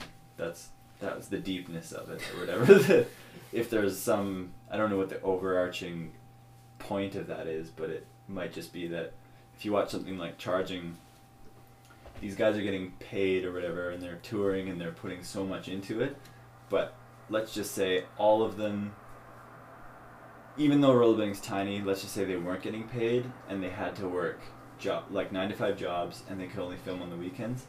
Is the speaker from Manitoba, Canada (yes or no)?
no; Kamloops, British Columbia, Canada; Us growing up in Kamloops